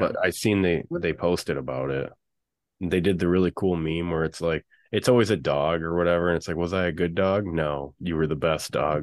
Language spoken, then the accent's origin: English; Michigan, United States; I'm from Michigan